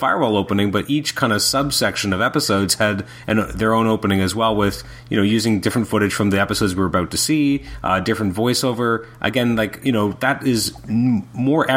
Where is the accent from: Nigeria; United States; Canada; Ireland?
Canada; as a Canadian fan